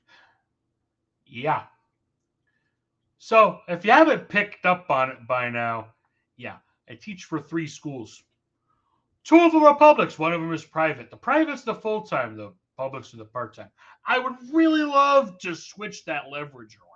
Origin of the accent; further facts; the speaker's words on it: New York, United States; as a New Yorker